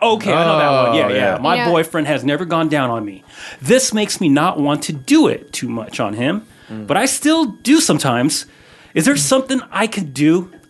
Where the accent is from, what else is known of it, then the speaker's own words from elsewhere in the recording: Oxnard, California, United States; And I was born in Oxnard too, so shout out to Oxnard.